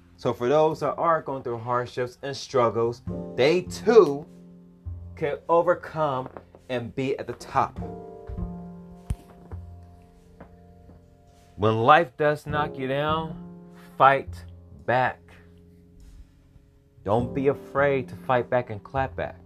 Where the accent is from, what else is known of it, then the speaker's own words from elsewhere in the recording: Los Angeles, California, United States; I'm from South Central Los Angeles. Those of us that live in South Central, we know about the hardships